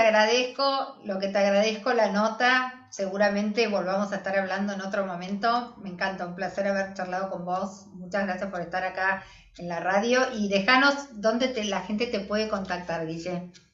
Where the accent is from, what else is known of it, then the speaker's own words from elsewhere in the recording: Argentina; cómo somos las argentinas a la hora de vestirnos